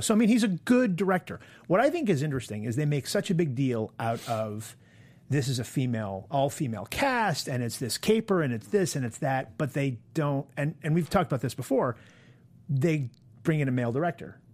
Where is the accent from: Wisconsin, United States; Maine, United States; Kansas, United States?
Maine, United States; now in New York, United States; I'm from Maine.